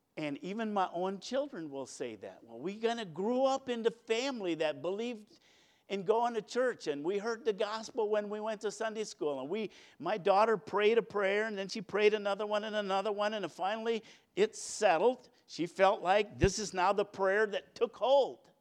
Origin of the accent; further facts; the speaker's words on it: New London, United States; I was born at the New London Hospital